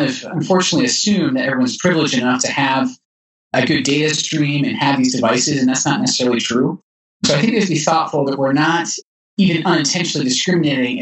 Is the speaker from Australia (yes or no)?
no; Edinburgh, Scotland, United Kingdom; also born or lived in Texas; now in Utah, United States; I was growing up as a boy in Scotland that going from Edinburgh, where I live, to see my grandmother in Glasgow